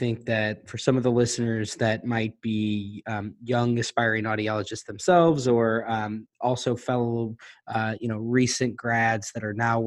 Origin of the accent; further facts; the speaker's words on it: Missouri, United States; fellow Missourian